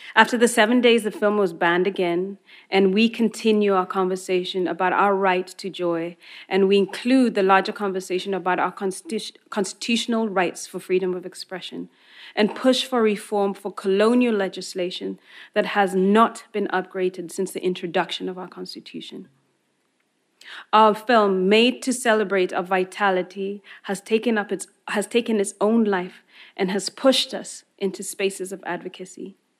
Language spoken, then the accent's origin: English; Kenya